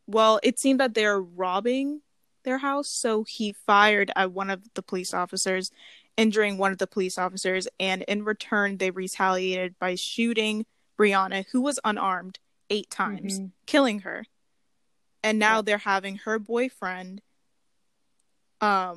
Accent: United States; I grew up in America

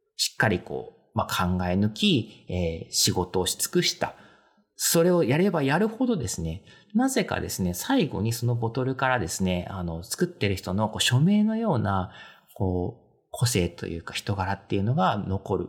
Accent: Kanto, Japan; まあ私関東 なんですけど

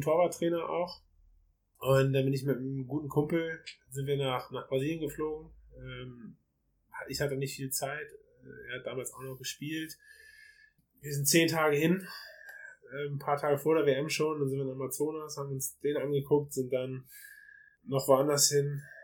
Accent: Germany; bei uns in Deutschland

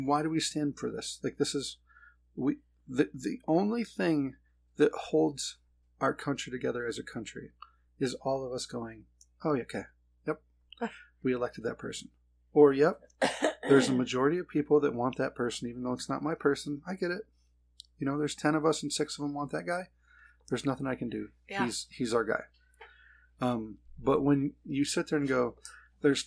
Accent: United States

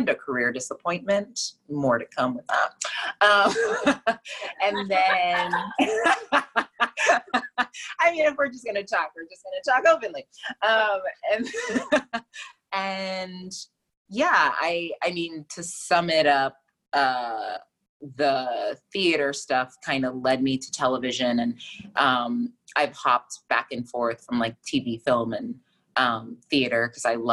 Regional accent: Fort Lauderdale, Florida, United States; moved away as an adult; also born or lived in Buffalo; now in New York City, United States; I'm from Fort Lauderdale, Florida

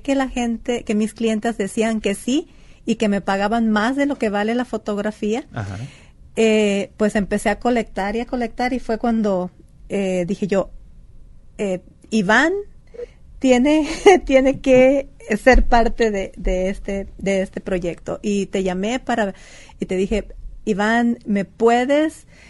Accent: San Pedro de la Cueva, Sonora, Mexico; moved away; soy orgullosamente de San Pedro de la Cueva

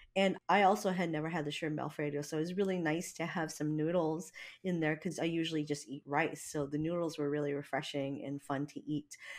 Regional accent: Hawaii, United States; now in Washington, United States; I'm not from here, you know, I mean, I'm from Hawaii

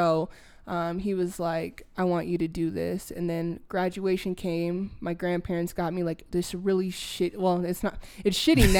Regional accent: Minneapolis, Minnesota, United States; moved away as an adult; now in Denver, United States; I'm initially from Minneapolis, Minnesota.

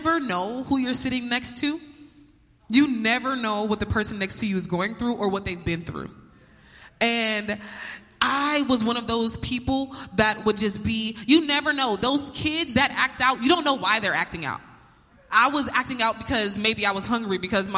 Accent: Peoria, Illinois, United States; moved away as an adult; also born or lived in Bronx, New York; I am from Peoria, Illinois, Emmanuel graduate

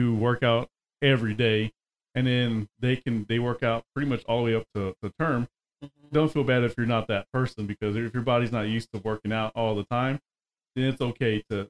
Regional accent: South Texas, United States; I grew up in South Texas.

